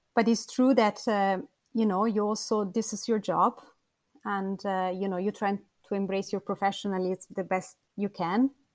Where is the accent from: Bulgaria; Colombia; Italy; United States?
Italy; a small town south of Rome, Lazio; I come from um, a small town uh, a few kilometers south of Rome